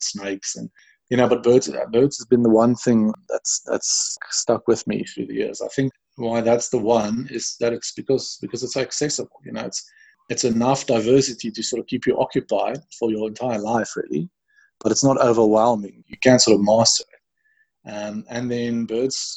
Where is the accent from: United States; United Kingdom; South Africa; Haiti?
South Africa; Pretoria, Gauteng; I grew up in Pretoria, a skinny little kid who liked birds and skateboarding